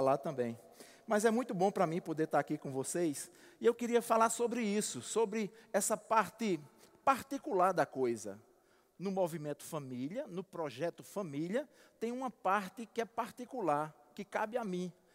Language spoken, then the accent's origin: Portuguese; Alagoa Grande, Paraíba, Brazil; moved away; como diz lá na minha terra em Alagoa Grande